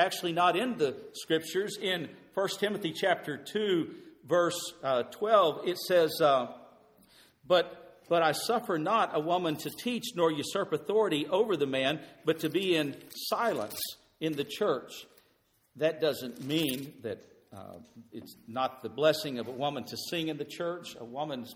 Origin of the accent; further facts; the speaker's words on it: Crosbyton, Texas, United States; A little church that I grew up in Crosbyton, Texas